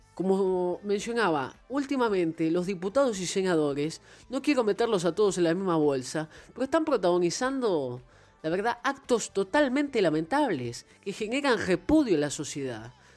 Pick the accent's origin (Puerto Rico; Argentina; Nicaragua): Argentina; Buenos Aires; soy argentino, nací en Buenos Aires